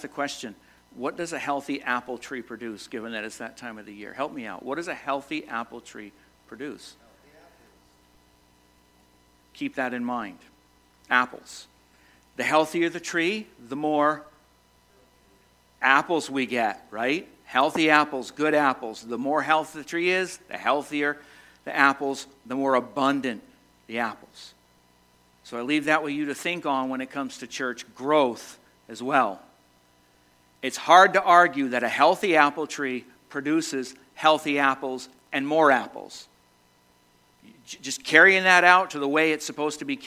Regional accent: Massachusetts, United States; moved away as an adult; now in Vermont, United States; Born and raised in Massachusetts, spent the last 32 years of my life in Vermont

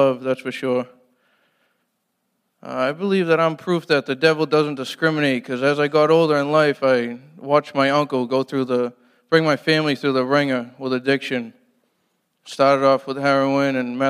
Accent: Brockton, Massachusetts, United States; I'm from Brockton, Mass.

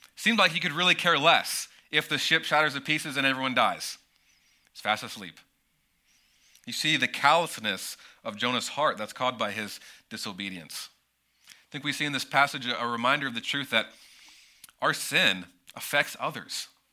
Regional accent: United States; as an American, growing up in an American church and in American culture

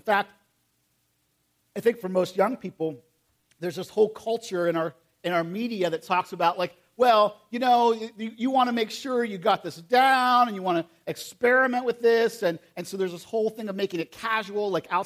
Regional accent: United States; I'm from Perry County

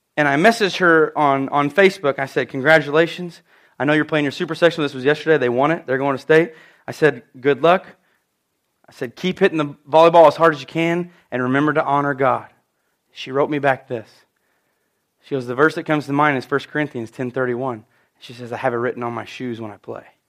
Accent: United States; I'm from Edwards County

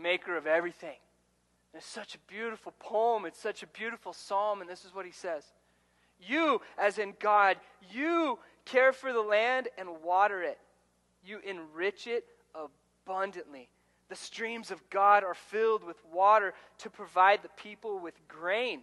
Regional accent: Ordway, Colorado, United States; Where I grew up in Ordway, Colorado, just south of here, when I moved there, I was in third grade

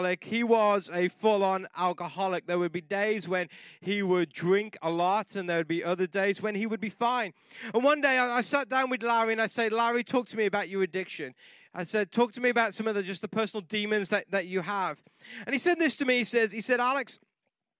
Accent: England, United Kingdom; moved away; I grew up in England and it rained a lot

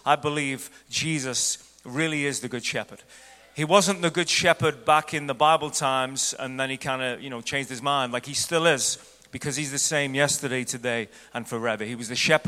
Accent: Ireland; moved away as an adult; now in United States; I'm from Ireland, and I used to look at the house we lived before we moved to the States.

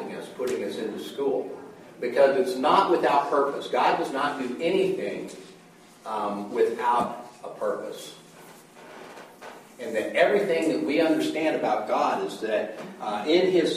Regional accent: United States; I'm a American, and part of American is that we believe in egalitarianism

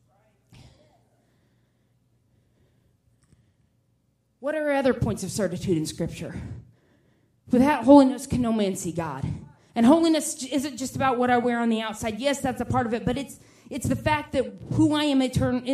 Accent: Indianapolis, Indiana, United States; I'm from Indianapolis

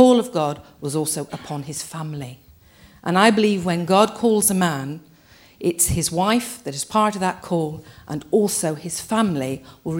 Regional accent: England, United Kingdom; we English people

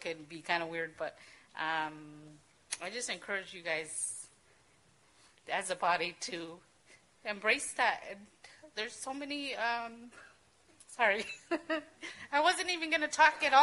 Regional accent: Mexico; moved away; we're from Mexico

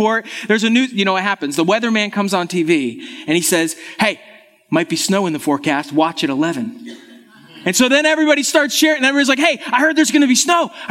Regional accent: Western New York, United States; moved away; I'm actually from Western New York. It's where I grew up

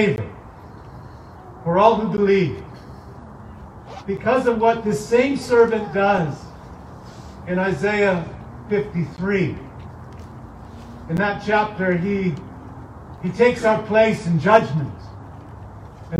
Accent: East Coast, United States; moved away; also born or lived in upper Midwest; I'm from the East Coast originally.

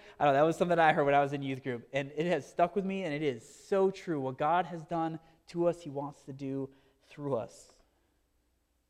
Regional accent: Marinette, Wisconsin, United States; I grew up in Marinette, Wisconsin

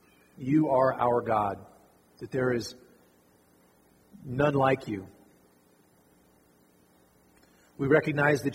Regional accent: Fallon, Nevada, United States; also born or lived in Arkansas; I grew up right here in Fallon

